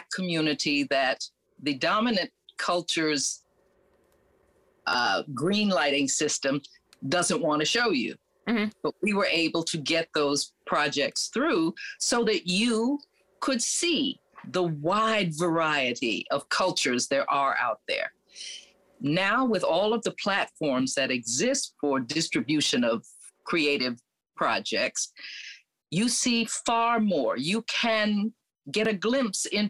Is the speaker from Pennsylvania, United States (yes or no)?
no; New York, United States; I grew up in New York among an international world